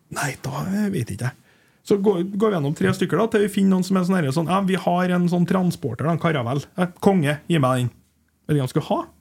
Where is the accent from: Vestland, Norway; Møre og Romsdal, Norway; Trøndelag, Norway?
Trøndelag, Norway; Hommelvik; jeg vokste opp i Humlika.